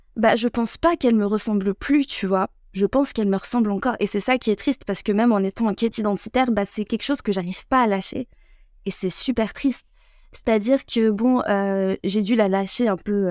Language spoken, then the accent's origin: French; France; also born or lived in Algeria (ancestry); je suis française